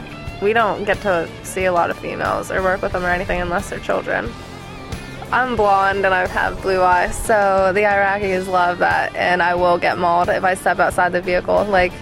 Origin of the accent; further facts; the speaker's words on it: Pennsylvania, United States; I'm from Pennsylvania, and I am 20 years old.